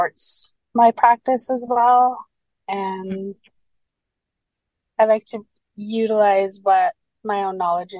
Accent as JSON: {"language": "English", "town": "Gitwangak", "region": "British Columbia", "country": "Canada", "moved": "as an adult", "lives_now": "Terrace, Canada", "said": "I am from the Gitxsan Nation in Gitwongak, BC"}